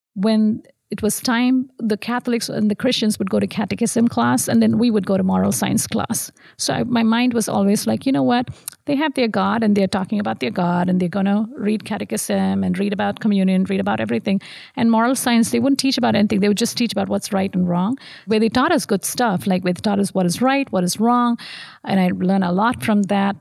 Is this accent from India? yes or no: yes; Tamil Nadu, India; moved away as an adult; also born or lived in Madurai; now in Central Florida, United States; I grew up in South India, so um, I was born in Madurai, which um, honestly is called a city of temples